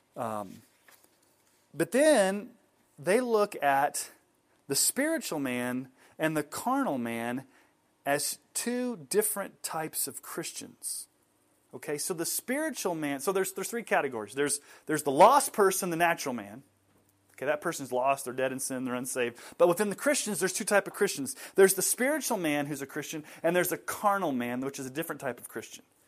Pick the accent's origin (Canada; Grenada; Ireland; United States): United States; Colorado Springs, Colorado; I grew up in Colorado Springs.